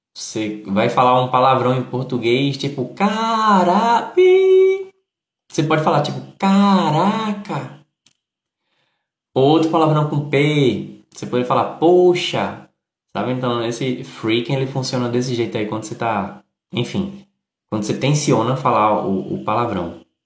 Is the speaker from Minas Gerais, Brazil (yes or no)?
no; Recife, Pernambuco, Brazil; Eu sou do Recife. sou do Recife